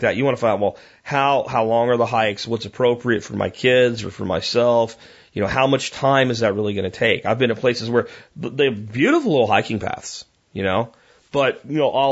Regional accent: Pennsylvania, United States; now in Texas, United States; I even grew up in Pennsylvania.

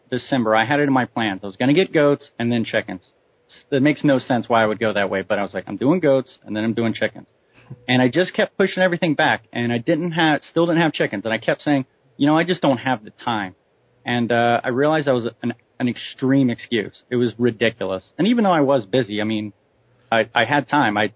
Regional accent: Hawaii, United States; born there; also born or lived in all over the US; I come from a, a Marine Corps family. Uh, I've lived all over the country. I was born in Hawaii.

